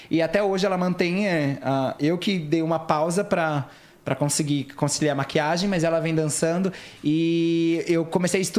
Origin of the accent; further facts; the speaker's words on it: Lençóis Paulista, São Paulo, Brazil; born there; also born or lived in Curitiba; é uma loucura a minha vida, porque eu sempre tive em vários lugares, assim, do Brasil. Eu nasci no interior de São Paulo, que é Lençóis Paulista, 300 quilômetros daqui. Tô ligado. Mas eu morei em Curitiba